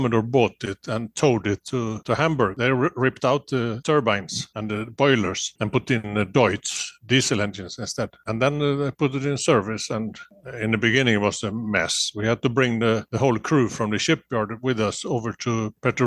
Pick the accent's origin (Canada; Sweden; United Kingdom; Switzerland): Sweden; Gothenburg, Västra Götaland; I grew up in Gothenburg in Sweden.